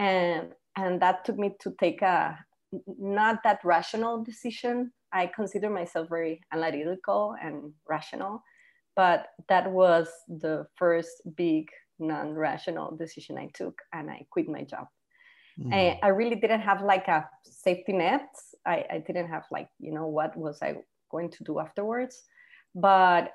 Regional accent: Costa Rica; first language Spanish; English is a second language; now in Panama; I live in Panama, as you mentioned, but I'm actually from Costa Rica

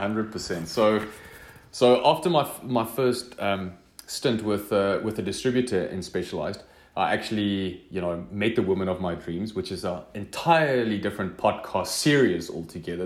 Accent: northern South Africa, South Africa; also born or lived in Mozambique; I grew up in in the Afrikaans speaking northern part of South Africa

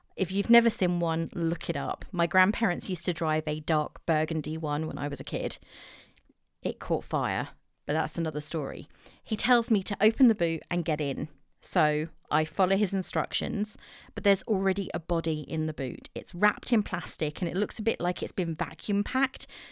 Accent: England, United Kingdom; accent: English; I'm too English.

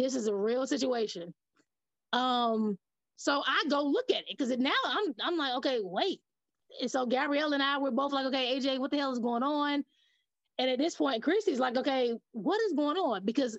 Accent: Shelby, North Carolina, United States; moved away as an adult; also born or lived in Charlotte, North Carolina / Maryland; now in Tennessee, United States; I was born in Charlotte, raised in Shelby. Shelby's about an hour outside of Charlotte. So I moved to Tennessee because I took a social work position after I got out of college here. So I've only been in Tennessee for about 7 years or so.

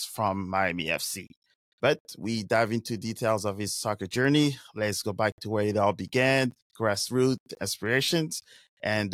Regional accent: Paris, Île-de-France, France; I grew up in Paris

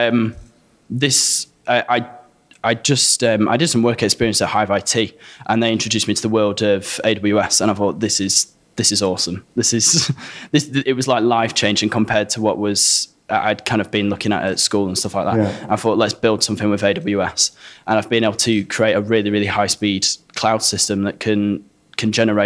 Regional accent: Stocksbridge, Yorkshire and the Humber, United Kingdom; my hometown of Stocksbridge

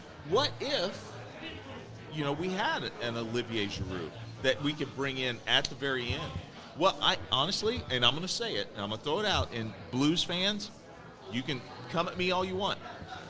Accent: United States; As an American

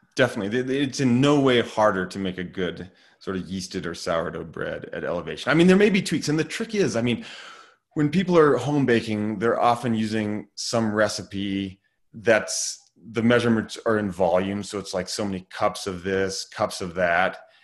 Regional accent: Lander, Wyoming, United States; now in Driggs, United States; I grew up in Lander, Wyoming, so just about four hours down the road.

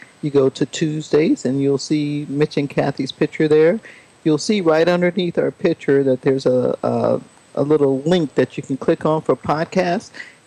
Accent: California, United States; California, and you know, that's my home state.

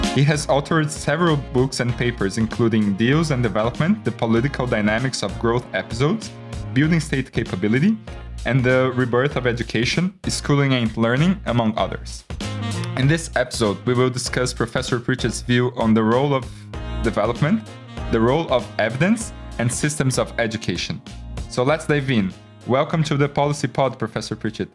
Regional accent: Brazil; I am from Brazil

